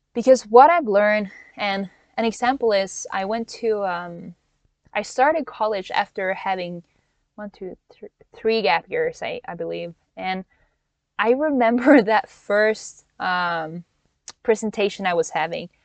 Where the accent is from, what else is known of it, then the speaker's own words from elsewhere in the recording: Norway; moved away as an adult; also born or lived in Hawaii; now in United States; born and raised in Norway, but went to college in Hawaii